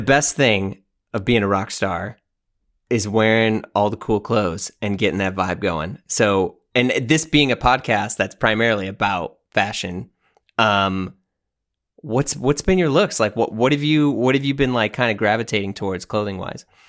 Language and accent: English; St. Louis, Missouri, United States; moved away as an adult; also born or lived in New York; just moved back to my hometown. So I'm in Saint Louis, Missouri, in, in the Midwest